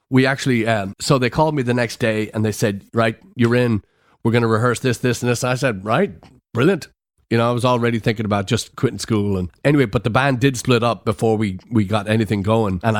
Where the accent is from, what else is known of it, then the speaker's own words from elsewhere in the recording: Florida, United States; so I come from Florida, so I was my hair was pretty white from the from the sun, and I was pretty dark